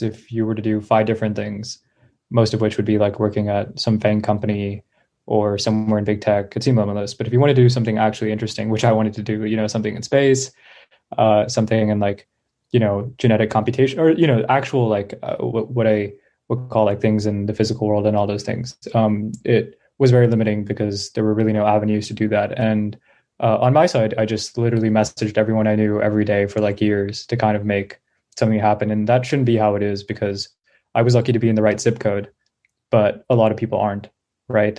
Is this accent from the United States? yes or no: yes; Bay Area, California, United States; I grew up in the Bay Area